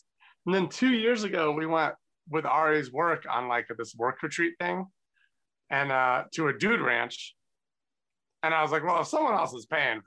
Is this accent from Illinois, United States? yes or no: no; Connecticut, United States; I grew up in Connecticut